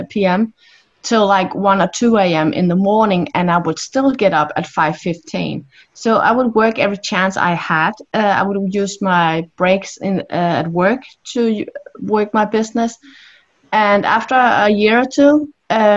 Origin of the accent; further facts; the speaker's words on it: Denmark; I'm from Denmark in Europe